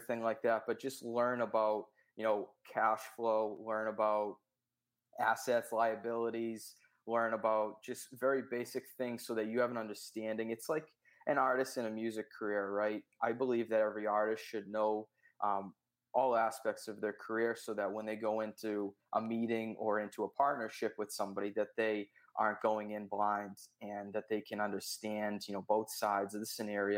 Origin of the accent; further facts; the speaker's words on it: Boston, Massachusetts, United States; I'm from Boston, Massachusetts